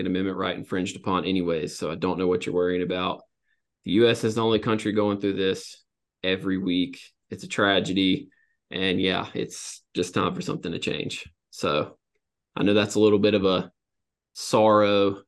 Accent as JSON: {"language": "English", "region": "the South", "country": "United States", "said": "I'm from the South"}